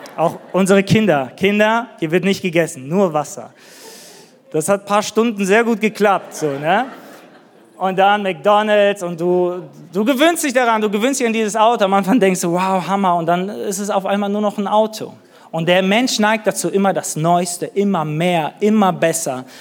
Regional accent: Neuss, North Rhine-Westphalia, Germany; moved away as an adult; also born or lived in northern Germany; now in Nuremberg, Germany; wir kommen aus Düsseldorf, aus Neuss, irgendwer hier aus Nordrhein-Westfalen.

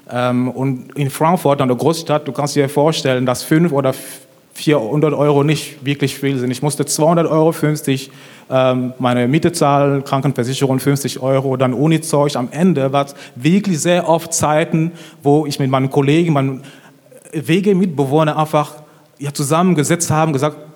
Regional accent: Cameroon; ich bin richtig gut aufgewachsen. Ich komme ursprünglich aus Kamerun

